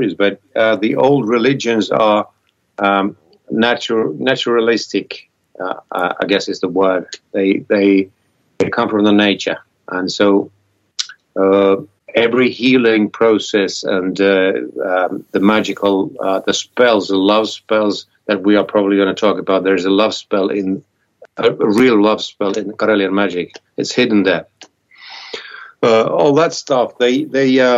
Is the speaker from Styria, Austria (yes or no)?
no; Vienna, Austria; I was born in Vienna, a big city in Austria.